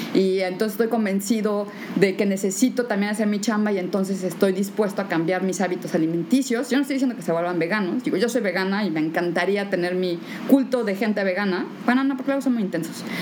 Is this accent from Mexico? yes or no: yes; Mexico; yo soy la única mexicana